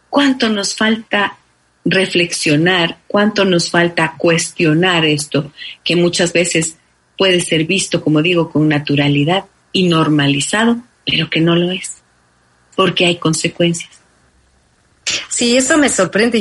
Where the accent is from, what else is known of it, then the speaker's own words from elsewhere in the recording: Ecuador; moved away; hablo como ecuatoriana